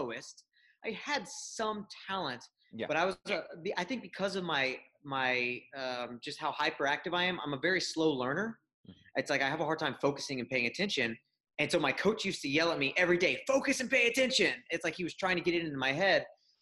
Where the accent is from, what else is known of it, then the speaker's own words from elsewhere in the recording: Houston, Texas, United States; I grew up in Houston, Texas, and still live here with my wife and 2 kids